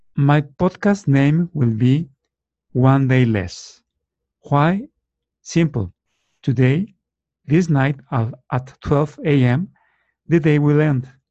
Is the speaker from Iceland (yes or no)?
no; Torreón, Coahuila, Mexico; now in Guadalajara, Mexico; I was born in Torreon, Mexico 52 years ago